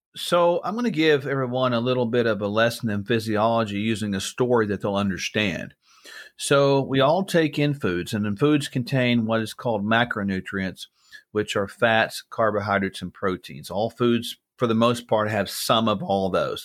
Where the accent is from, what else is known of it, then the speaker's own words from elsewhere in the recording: United States; I'm an American, yes, I'm in the U S right now